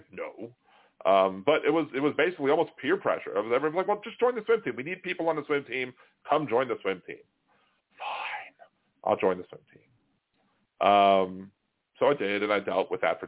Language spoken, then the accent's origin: English; Baltimore, Maryland, United States; we're both from Baltimore